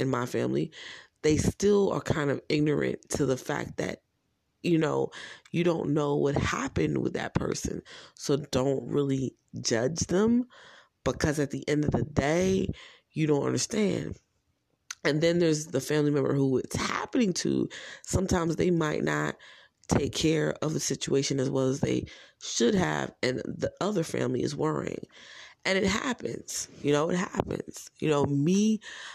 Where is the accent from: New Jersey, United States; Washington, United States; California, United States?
New Jersey, United States; I am from New Jersey.